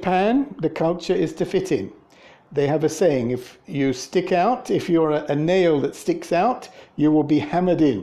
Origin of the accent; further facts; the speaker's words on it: England, United Kingdom; moved away; I'm from England